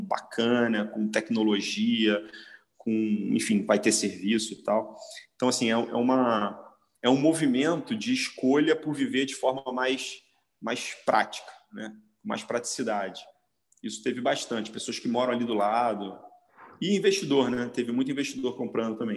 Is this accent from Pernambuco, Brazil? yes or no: no; Rio de Janeiro, Brazil; Eu, como carioca, nascido e criado na, na, na, em Copacabana